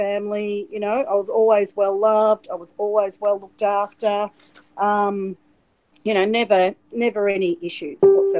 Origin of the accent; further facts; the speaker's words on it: Melbourne, Victoria, Australia; I was born in at the Royal Women's Hospital in Melbourne.